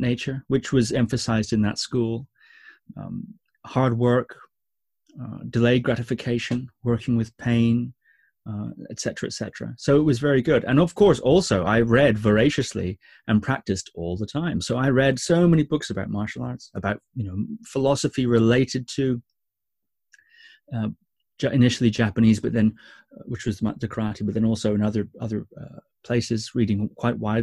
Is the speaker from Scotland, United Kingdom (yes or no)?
yes; Shetland Islands, Scotland, United Kingdom; I grew up on the Shetland Islands, which is a small set of islands very far north of Scotland.